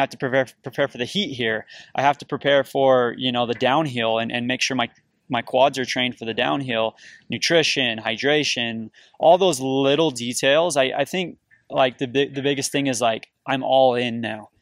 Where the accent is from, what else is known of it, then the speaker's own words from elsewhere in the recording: St. George, Utah, United States; now in Cedar City, United States; I grew up in Southern Utah, in Saint George, Utah. I live in Cedar City, Utah now.